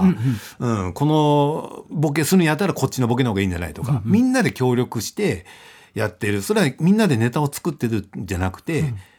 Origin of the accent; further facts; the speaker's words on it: Fukuoka, Japan; 福岡で生まれ育った、えー、中堅漫才師